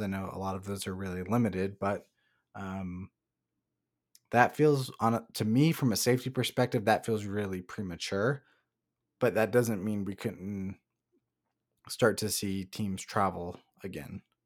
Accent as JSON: {"language": "English", "town": "Salem", "region": "Oregon", "country": "United States", "tie": "born or raised there", "said": "Salem, Oregon, my hometown"}